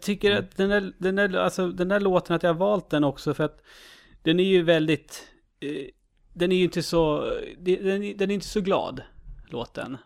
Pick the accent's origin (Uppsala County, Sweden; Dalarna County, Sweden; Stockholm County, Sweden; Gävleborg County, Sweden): Uppsala County, Sweden; Uppsala; jag är ju från Uppsala